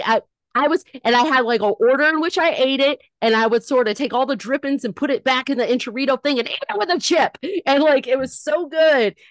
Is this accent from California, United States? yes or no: yes; Northern California, United States; I was raised in Northern California